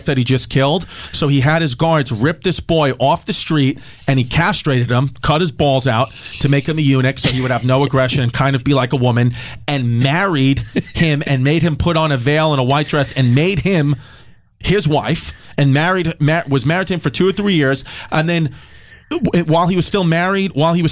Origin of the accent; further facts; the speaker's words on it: New York City, New York, United States; growing up in Bay Ridge, Brooklyn